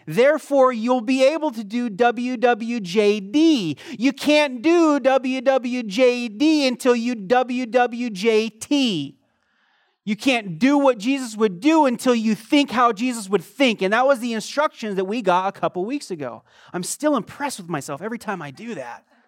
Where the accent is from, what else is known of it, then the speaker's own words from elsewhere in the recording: United States; moved away as an adult; also born or lived in Croatia / Eastern Europe; I'm an American